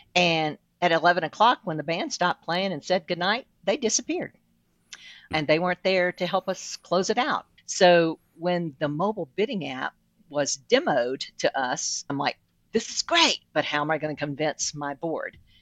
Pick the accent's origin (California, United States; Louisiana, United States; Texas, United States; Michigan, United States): Louisiana, United States; South; moved away; I'm originally from South Louisiana